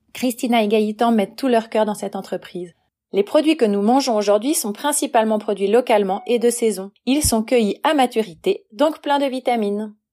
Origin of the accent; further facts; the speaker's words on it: Valais, Switzerland; also born or lived in Nyon region; now in Nyon, Switzerland; J'ai grandi en Valais et je vis actuellement dans la région de Nyon.